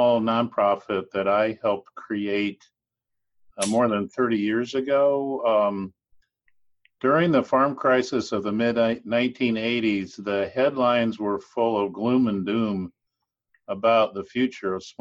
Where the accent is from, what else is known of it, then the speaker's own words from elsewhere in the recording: western Nebraska, United States; I grew up in Nebraska. I grew up in the western part of the state